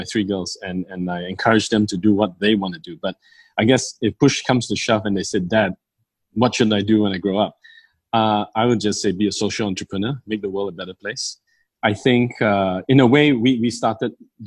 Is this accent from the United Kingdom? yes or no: no; Malaysia; being Malaysian Chinese